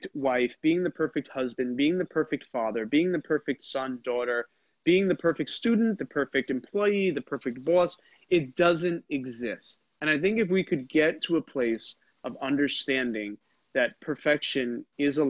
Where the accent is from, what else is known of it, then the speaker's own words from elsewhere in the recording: New York, United States; I'm a New Yorker